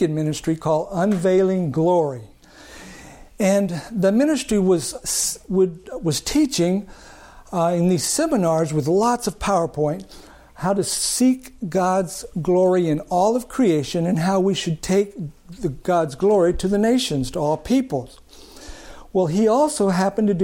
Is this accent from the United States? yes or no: yes; El Paso, Texas, United States; I grew up in El Paso